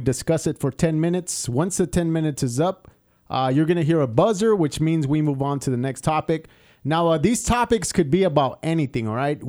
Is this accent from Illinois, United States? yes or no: no; Santa Paula, California, United States; I grew up in Santa Paula, bro